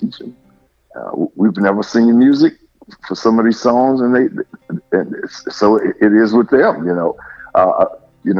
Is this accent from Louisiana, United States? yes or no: yes; New Orleans, Louisiana, United States; I was born and raised in New Orleans